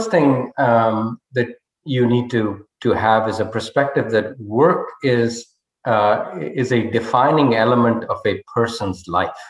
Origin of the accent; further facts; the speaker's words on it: northern India, India; English is a second language; moved away as an adult; now in United States; I was a scholar from Northern India and sight unseen, uh, never been on an airplane, never been outside the country, I came to the United States, uh, which is where the scholarship was applicable.